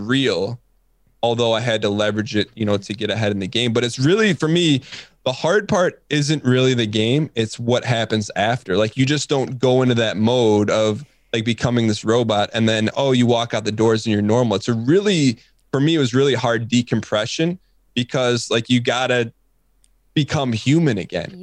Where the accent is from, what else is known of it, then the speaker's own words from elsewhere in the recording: Michigan, United States; I'm from Michigan